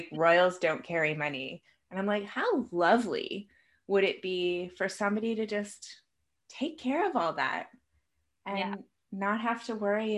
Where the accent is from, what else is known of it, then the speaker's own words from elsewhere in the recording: Canada; So I'm Canadian.